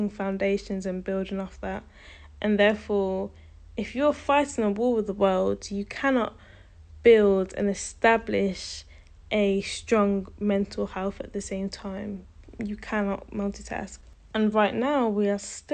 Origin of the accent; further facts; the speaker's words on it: United Kingdom; I identify as a British Caribbean because I am part of the Caribbean diaspora.